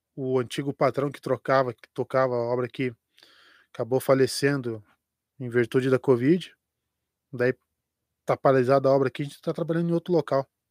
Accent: Curitiba metropolitan region, near the São Paulo border, Paraná, Brazil; now in Curitiba, Brazil; não sou não sou daqui de, de Curitiba, sou da região metropolitana, mas mais para a divisa que São Paulo

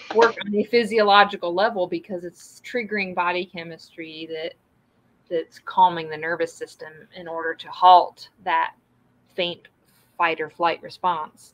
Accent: the South, United States; growing up in the South

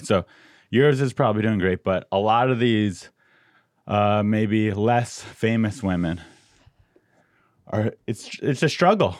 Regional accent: Del Mar, California, United States; I'm from Del Mar area

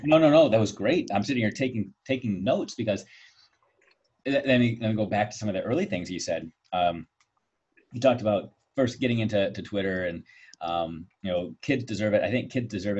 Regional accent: Virginia Beach, Virginia, United States; moved away; I actually spent some time growing up in Virginia Beach

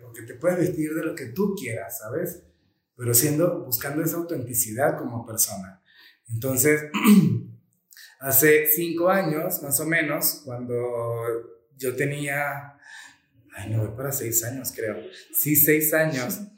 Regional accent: Venezuela; also born or lived in Colombia; now in Mexico City, Mexico; yo soy nacido en Colombia y criado en Venezuela

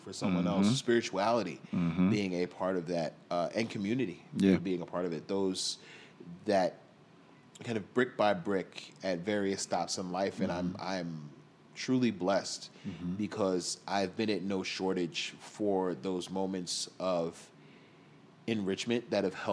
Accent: New York City, New York, United States; I grew up in Rockaway.

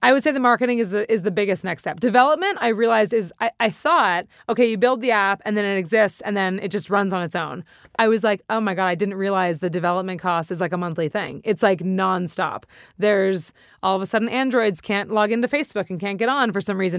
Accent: Santa Monica, California, United States; I'm from here. I'm born and raised in Santa Monica

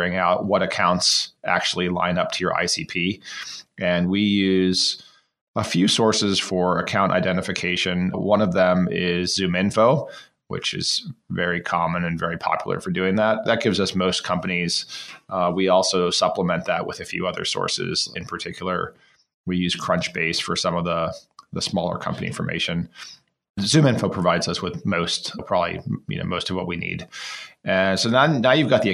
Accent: Florida, United States; I used to sell mangoes on the side of the road when I grew up in Florida.

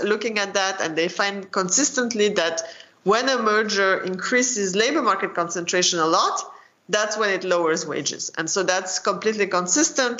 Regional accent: France; moved away as an adult; also born or lived in United Kingdom / Chicago, United States; I grew up in France

